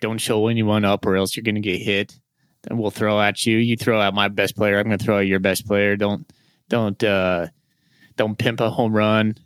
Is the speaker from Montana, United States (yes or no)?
yes; Great Falls, Montana, United States; now in Spokane, United States; I grew up in Great Falls, Montana